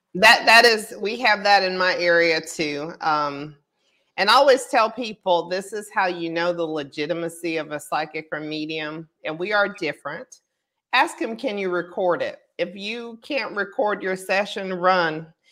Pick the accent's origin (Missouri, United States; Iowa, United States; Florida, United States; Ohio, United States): Florida, United States; Pensacola; I was born in Pensacola